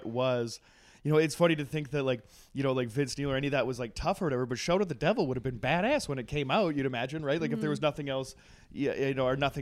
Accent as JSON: {"language": "English", "region": "Western Canada", "country": "Canada", "said": "I'm from Canada, Western Canada"}